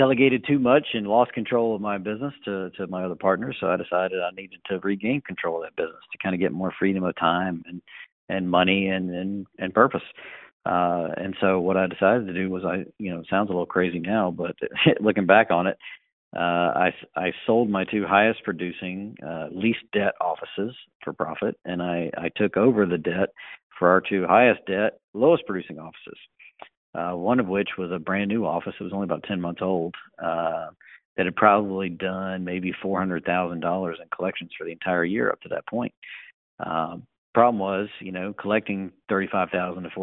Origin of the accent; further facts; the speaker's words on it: North Carolina, United States; I'm from North Carolina originally